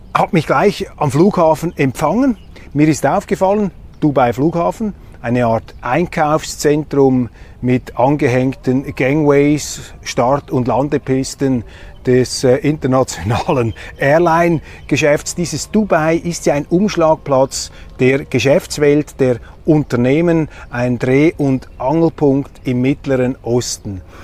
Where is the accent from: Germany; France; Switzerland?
Switzerland; als Schweizer